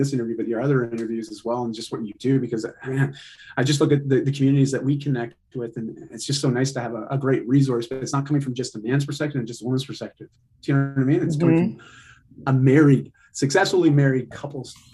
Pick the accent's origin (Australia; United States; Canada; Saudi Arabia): Canada; I'm just Canadian.